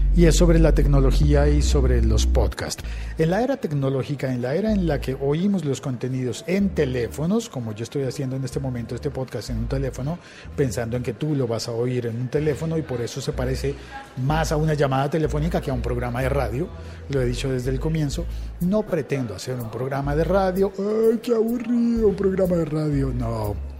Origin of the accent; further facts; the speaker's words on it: Colombia; en Colombia hablando de fútbol, que es un tema muy importante en mi país